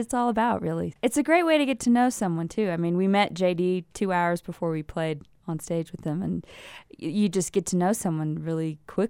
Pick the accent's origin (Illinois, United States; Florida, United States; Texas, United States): Texas, United States; Austin; moved away; also born or lived in New York; I just moved back there. I grew up in Austin and lived in New York for many years, just moved back about a year and a half ago.